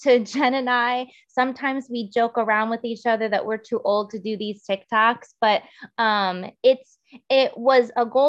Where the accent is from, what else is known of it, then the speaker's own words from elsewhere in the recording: Girard, Ohio, United States; I grew up in the Youngstown area, specifically Girard.